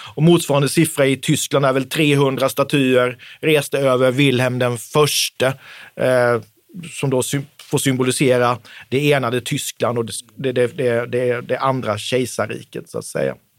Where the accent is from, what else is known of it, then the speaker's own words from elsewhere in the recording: Oskarshamn, Kalmar County, Sweden; söder om Oskarshamn, där jag kommer ifrån